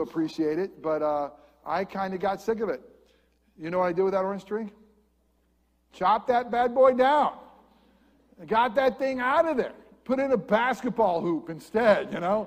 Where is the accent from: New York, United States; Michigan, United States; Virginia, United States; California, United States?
New York, United States; upstate; moved away as an adult; also born or lived in Lakeland, Florida / New Jersey; now in Central Florida, United States; an upstate New York boy